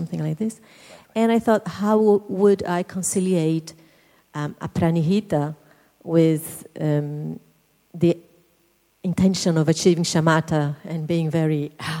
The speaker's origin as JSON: {"language": "English", "country": "Brazil", "said": "I come from Brazil."}